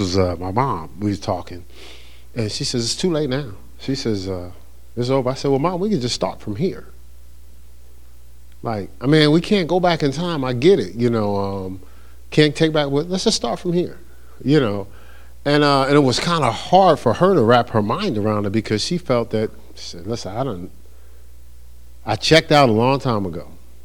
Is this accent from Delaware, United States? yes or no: no; New Jersey, United States; I'm from New Jersey